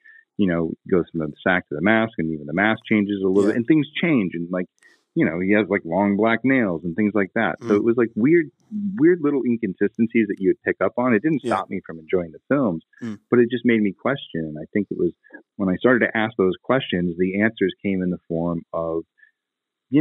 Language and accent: English; Westport, Massachusetts, United States; Originally, I'm from a town called Westport, Massachusetts